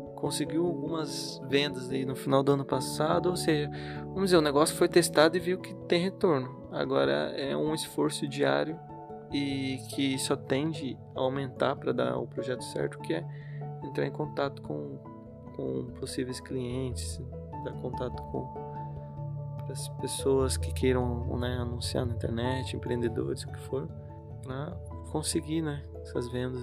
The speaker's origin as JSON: {"language": "Portuguese", "town": "Curitiba", "region": "Paraná", "country": "Brazil", "tie": "born or raised there", "said": "no lugar onde eu nasci, que eu cresci em Curitiba"}